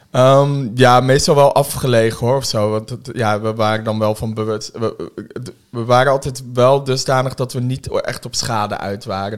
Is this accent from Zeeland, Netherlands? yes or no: no; Woerden, Utrecht, Netherlands; also born or lived in Germany; ik kom uit de Schilderswijk. Oh, eh, in Den Haag? Eh, nee, uit, uit Woerden